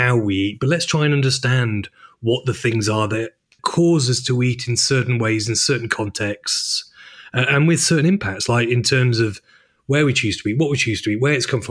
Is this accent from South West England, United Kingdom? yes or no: no; Chester, North West England, United Kingdom; also born or lived in Manchester; I'm from Chester, but I'm more Mancunian than I am, more Manc than monk